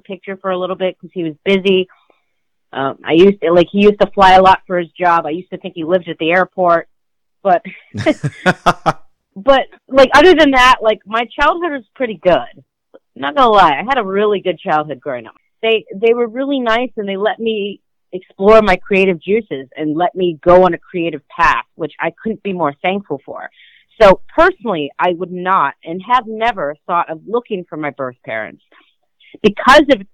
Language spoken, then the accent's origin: English; United States; I'm more American than most Chinese people